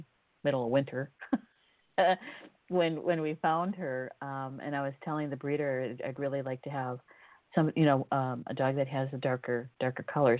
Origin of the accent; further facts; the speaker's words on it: Scotland, United Kingdom; come from Scotland.